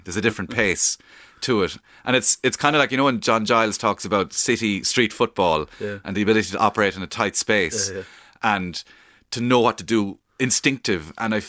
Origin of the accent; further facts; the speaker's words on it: Cork, Munster, Ireland; accent: Cork accent; because my accent's kind of neutral because my mother's from Kilkenny, so I'm sort of, I'm not a pure Cork accent or breed.